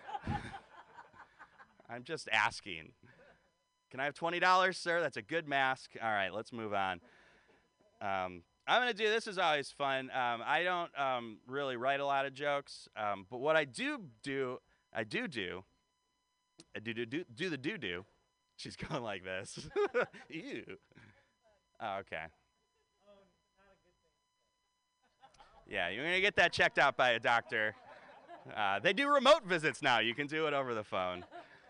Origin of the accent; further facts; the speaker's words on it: Detroit, Michigan, United States; now in San Francisco, United States; I'm originally from Detroit